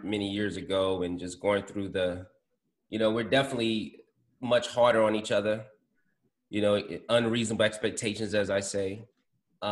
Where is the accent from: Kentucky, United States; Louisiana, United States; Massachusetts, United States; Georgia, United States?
Louisiana, United States; New Orleans; now in Atlanta, United States; I grew up on Eganya Street